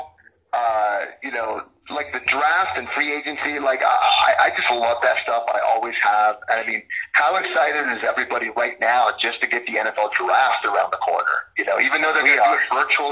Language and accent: English; Tampa, Florida, United States; also born or lived in Clearwater, Florida; now in New York, United States; I'm from, born and raised in Tampa